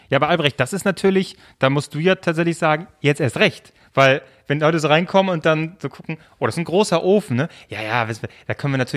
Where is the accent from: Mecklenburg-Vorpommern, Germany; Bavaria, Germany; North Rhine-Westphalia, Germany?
Mecklenburg-Vorpommern, Germany; Greifswald; now in Berlin, Germany; ich komme so aus Greifswald, hallo, dann studieren in Mainz, oh, lalala, so alles